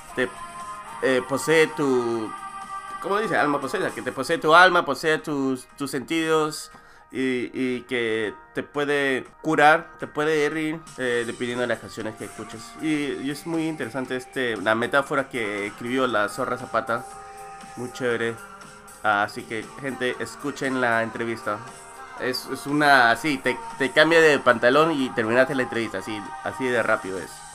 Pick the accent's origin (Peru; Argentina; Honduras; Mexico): Peru